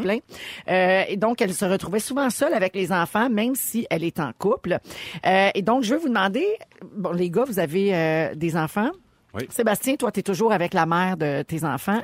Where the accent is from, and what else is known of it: Quebec, Canada